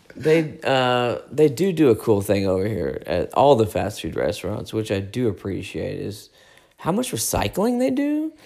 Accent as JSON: {"language": "English", "country": "United States", "said": "we're American"}